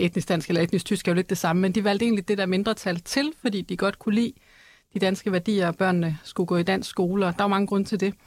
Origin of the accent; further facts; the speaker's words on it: Aarhus, Central Denmark Region, Denmark; jeg voksede op i Aarhus, ikke, men med en tysk far